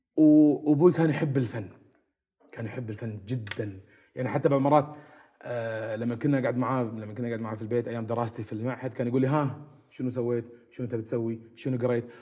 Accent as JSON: {"language": "Arabic", "country": "Kuwait", "tie": "born or raised there", "said": "احنا تعودنا عليها وربينا فيها بالكويت"}